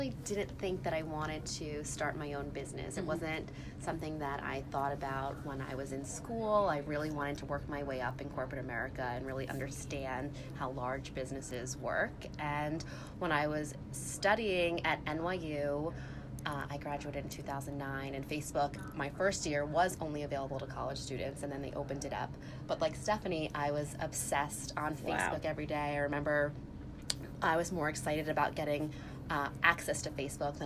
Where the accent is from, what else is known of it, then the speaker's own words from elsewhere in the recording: New York, United States; moved away as an adult; also born or lived in Massachusetts; I grew up in New York. Never left